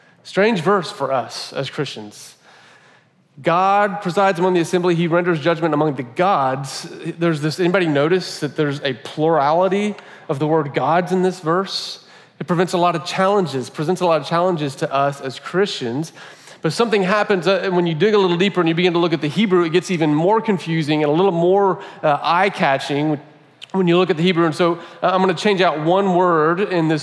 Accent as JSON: {"language": "English", "country": "United States", "said": "we've been conditioned as Americans"}